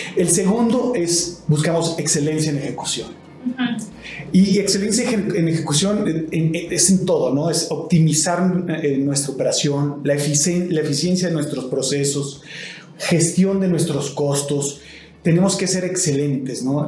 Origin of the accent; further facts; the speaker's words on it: Mexico; también soy mexicano